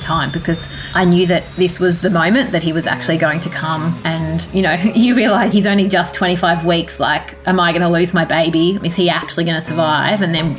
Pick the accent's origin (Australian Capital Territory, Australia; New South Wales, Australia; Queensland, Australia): Australian Capital Territory, Australia; Canberra; moved away as an adult; also born or lived in Wollongong / Sydney / Cairns; now in Brisbane, Australia; I was born in Wollongong, but spent most of my childhood in Canberra, and left after I finished my university degree.